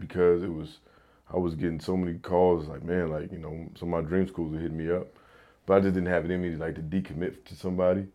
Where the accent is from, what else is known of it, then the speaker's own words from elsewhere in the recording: Houston, Texas, United States; I'm, I'm from Houston